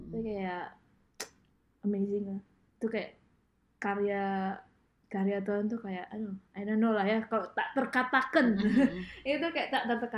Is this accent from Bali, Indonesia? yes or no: no; Medan, North Sumatra, Indonesia; also born or lived in Depok; now in United States; selama aku uh, pindah ya dari dari dari Medan ke Depok, hmm. Depok ke uh, ke Amerika